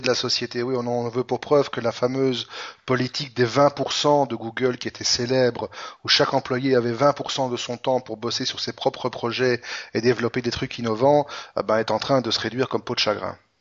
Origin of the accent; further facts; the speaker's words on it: Belgium; chez nous, en Belgique